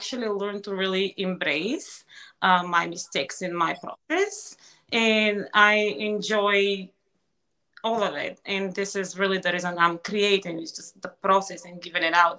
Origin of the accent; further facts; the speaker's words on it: Ruse, Ruse Province, Bulgaria; moved away as an adult; now in Delaware, United States; as a child, growing up in Bulgaria